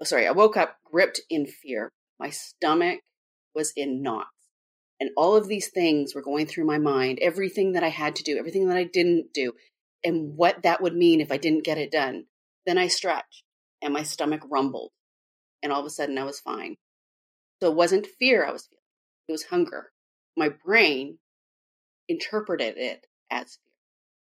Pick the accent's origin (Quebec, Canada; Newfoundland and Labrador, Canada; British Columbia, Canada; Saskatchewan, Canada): British Columbia, Canada; Vancouver; I'm from Vancouver, Canada, very different place.